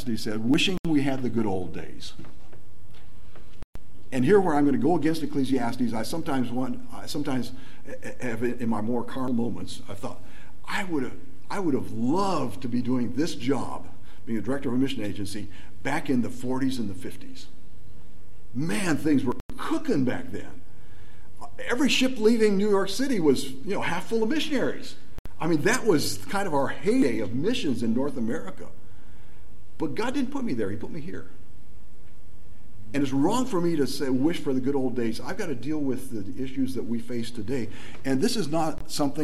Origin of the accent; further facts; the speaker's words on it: Nigeria; moved away; I grew up in Nigeria